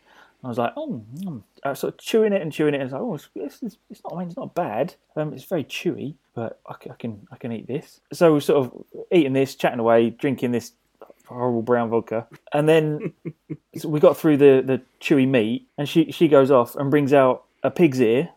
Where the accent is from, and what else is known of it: England, United Kingdom